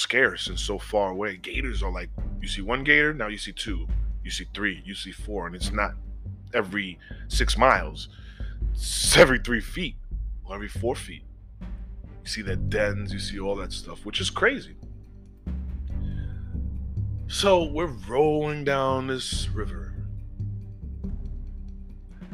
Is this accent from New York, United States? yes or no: yes; New York City, New York, United States; I'm from the Bronx